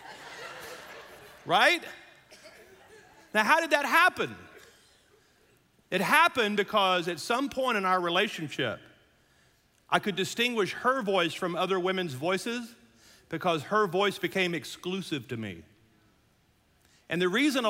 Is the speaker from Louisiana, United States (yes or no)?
yes; Louisiana, United States; I'm from Louisiana